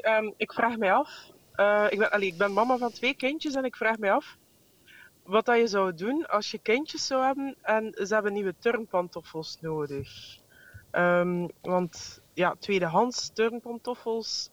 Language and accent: Dutch; Brussels, Brussels-Capital Region, Belgium; En ik kom uit Brussel, ben daar opgegroeid